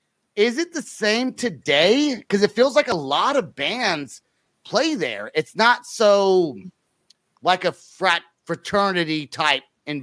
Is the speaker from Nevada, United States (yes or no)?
no; San Francisco, California, United States; now in Oklahoma, United States; I don't live in Los Angeles. I live in Oklahoma. I'm from the Bay Area in California.